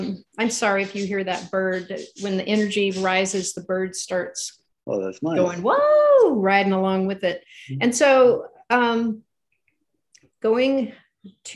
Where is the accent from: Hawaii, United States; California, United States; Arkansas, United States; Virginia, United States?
California, United States; We're from California.